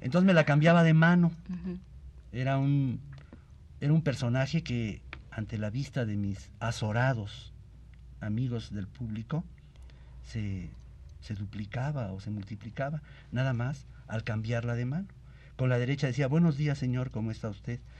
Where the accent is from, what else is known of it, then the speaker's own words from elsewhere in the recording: Mexico; mi pueblo y de todos los pueblos de México